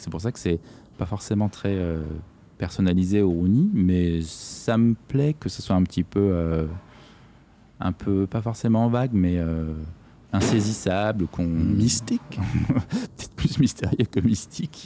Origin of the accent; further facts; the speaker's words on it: Corsica, France; je suis né en Corse et que j'aime beaucoup cet endroit